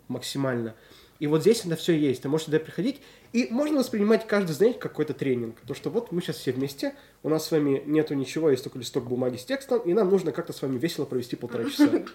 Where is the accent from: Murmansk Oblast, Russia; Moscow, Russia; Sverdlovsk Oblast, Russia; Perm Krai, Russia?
Sverdlovsk Oblast, Russia; Nizhny Tagil; born or raised there; also born or lived in Israel